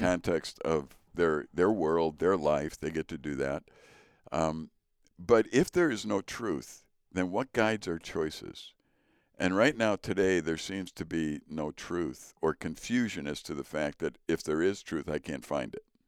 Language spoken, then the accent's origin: English; Chicago, Illinois, United States; moved away; also born or lived in northern Wisconsin; I grew up in Chicago in a Polish neighborhood